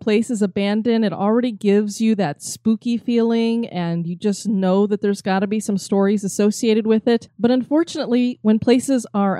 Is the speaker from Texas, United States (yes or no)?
yes; Texas, United States; Both in my home state of Texas and my dad's hometown of Corpus Christi.